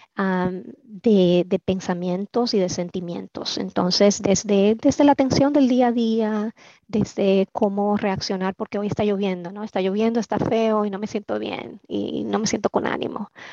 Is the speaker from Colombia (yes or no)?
no; Dominican Republic; now in Maryland, United States; soy originalmente de la República Dominicana aunque ya tengo 30 años de vivir aquí en Maryland